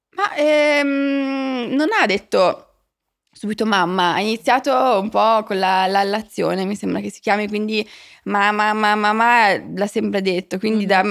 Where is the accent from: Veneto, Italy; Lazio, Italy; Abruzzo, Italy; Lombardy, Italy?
Lombardy, Italy; Milan; moved away; io sono cresciuta a Milano